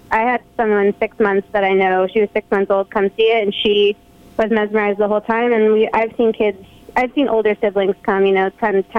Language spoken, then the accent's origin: English; Tolland, Connecticut, United States; So I grew up in Connecticut